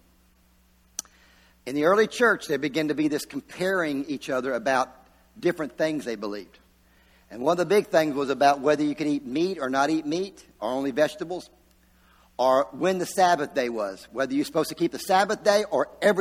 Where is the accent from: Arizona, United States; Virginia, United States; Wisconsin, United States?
Virginia, United States; moved away as an adult; I came from Virginia, when I was 19 years old, I moved down here from Virginia